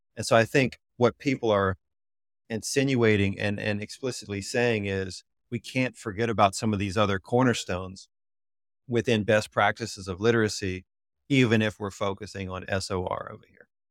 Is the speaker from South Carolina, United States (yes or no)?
no; Louisiana, United States; moved away; I'm originally from Louisiana